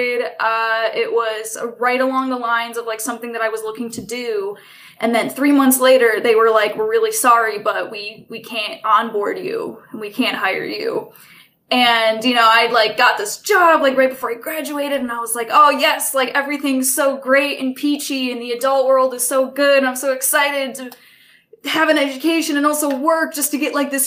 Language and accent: English; Port Huron, Michigan, United States; moved away; I'm originally from Port Huron, Michigan